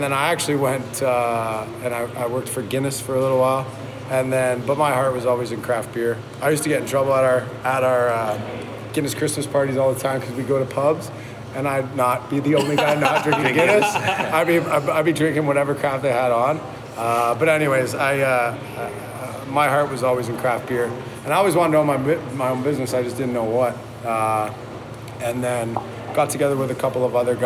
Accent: Port Perry, Ontario, Canada; I'm from Port Perry, actually, so Lindsay's like 20 minutes from Port Perry

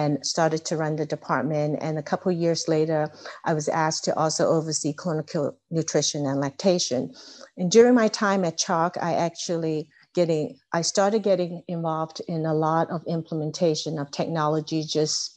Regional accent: Hong Kong; moved away as an adult; also born or lived in California / Philadelphia; now in United States; I was actually born and raised in Hong Kong. So I came to the U.S. To attend college

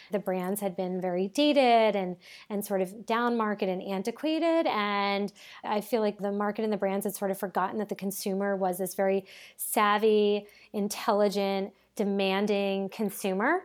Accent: Cape Cod, Massachusetts, United States; moved away as an adult; also born or lived in New York; I grew up on Cape Cod

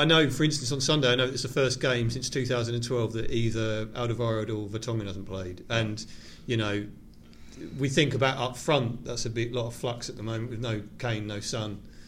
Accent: Thetford, East of England, United Kingdom; Family, growing up in Thetford

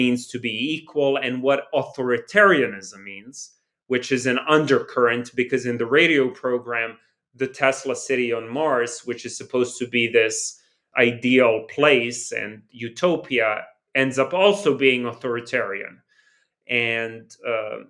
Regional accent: Belgrade, Serbia; me growing up in New Belgrade

